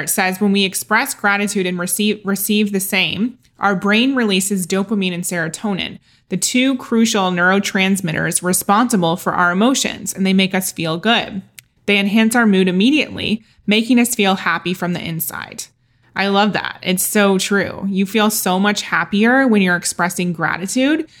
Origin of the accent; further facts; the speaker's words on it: Ohio, United States; moved away as an adult; also born or lived in London; Growing up in Ohio as a Catholic girl